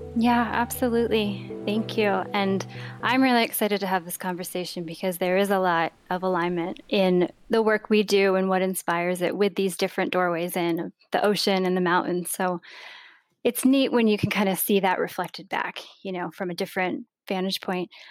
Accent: Vermont, United States; growing up in Vermont and having a really strong sense of place

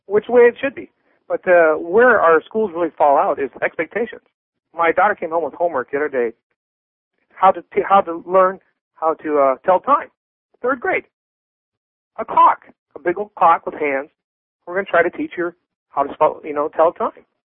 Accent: Minnesota, United States; moved away as an adult; now in Pembroke Pines, United States; I'm originally from Minnesota, and uh, I was well, I went to school there, grade school, high school, and whatnot

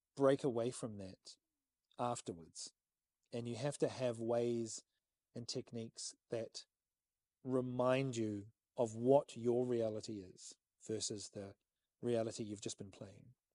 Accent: New Zealand; as a New Zealander

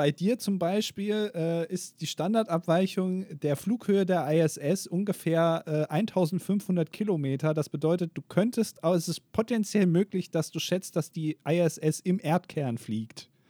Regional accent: Hamburg, Germany; born there; now in Paderborn, Germany; Ich selber tendiere stark zur Großstadt. Als geborener Hamburger nicht verwunderlich, ist ja immer, immerhin die schönste Stadt der Welt.

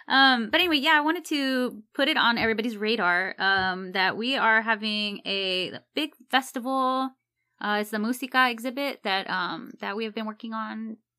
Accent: Texas, United States; You're also Texan, so I'm also Texan.

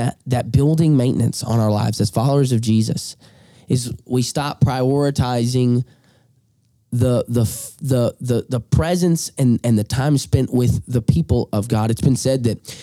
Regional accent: Alabama, United States; accent: drawl; moved away; I'm from Alabama

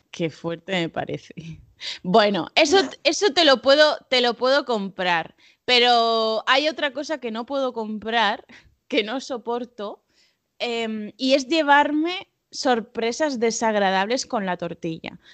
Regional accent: Spain; yo, como buena española

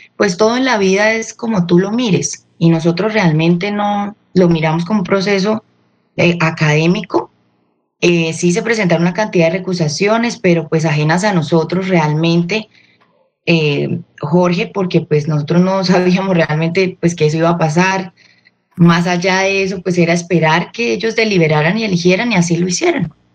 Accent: Colombia; yo siempre he sido de mi tierra

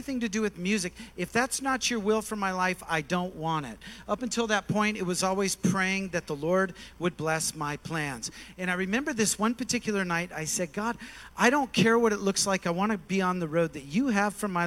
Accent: Kalamazoo, Michigan, United States; now in Nashville, United States; I'm originally from Kalamazoo, Michigan

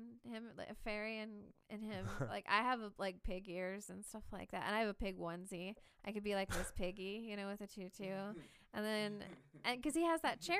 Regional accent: Kansas City, Missouri, United States; I looked up at him and I was like, I'm from Kansas City

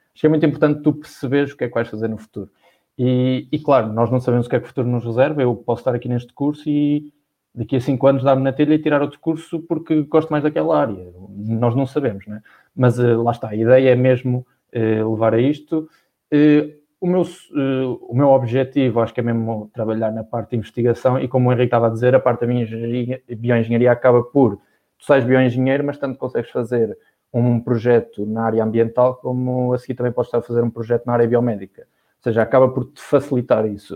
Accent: Viseu, Centro, Portugal; moved away as an adult; now in Porto, Portugal; quando saí de Viseu fui para o Porto, morar sozinho

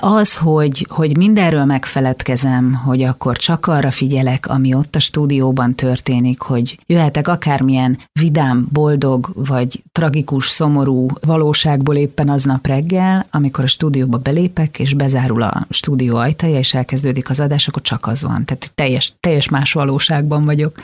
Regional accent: Szarvas, Békés, Hungary; moved away as an adult; also born or lived in Budapest; now in Budapest agglomeration, Hungary; Én imádtam ott felnőni, én tényleg mindenkinek olyan gyerekkort kívánok, mint amilyen ott akkor a körös parton nekünk volt

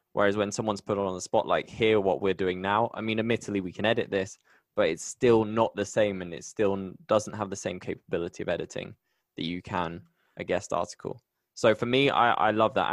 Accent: Bristol, South West England, United Kingdom; moved away as an adult; now in Medellin, Colombia; I'm so proud of my home. I'm from Bristol.

